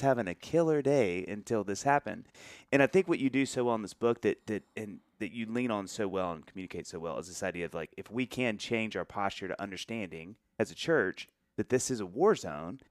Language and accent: English; the South, United States; growing up in the South and sort of the Bible Belt where Christianity is kind of a native tongue to everybody